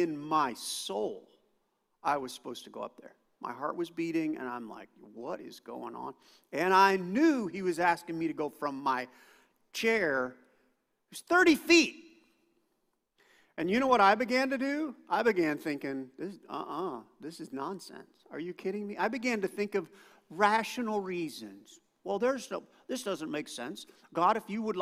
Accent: United States; I grew up thinking I was a Christian because I was an American.

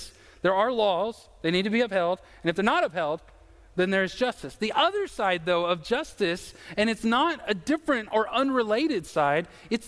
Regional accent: United States; I'm an American

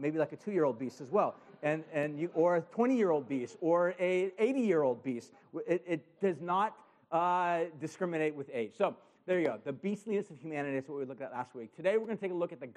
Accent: Huntington Beach, California, United States; I grew up in Huntington Beach. I grew up surfing

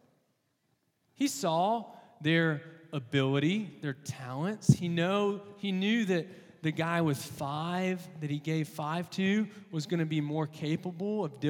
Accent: Texas, United States; moved away; I'm from Texas originally

